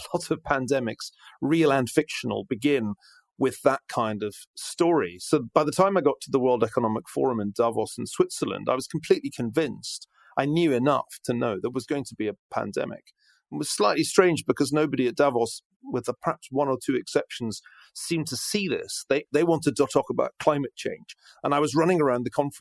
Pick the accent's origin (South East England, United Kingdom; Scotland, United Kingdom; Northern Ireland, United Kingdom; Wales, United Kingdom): Scotland, United Kingdom; moved away; being Scottish